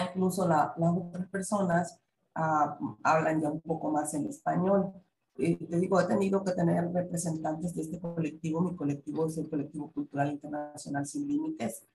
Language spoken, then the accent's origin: Spanish; southeastern Mexico, Mexico; yo que soy del sureste mexicano